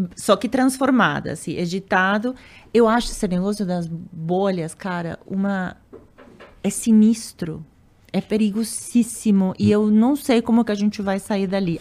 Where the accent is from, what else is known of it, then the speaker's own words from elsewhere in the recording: Argentina; Portuguese is a second language; moved away as an adult; also born or lived in Uruguay / United States / Europe; now in Brazil; eu sou argentina